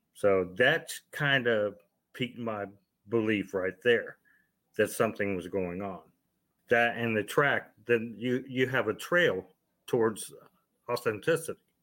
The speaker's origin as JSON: {"language": "English", "region": "Ohio", "country": "United States", "said": "I'm originally from Ohio"}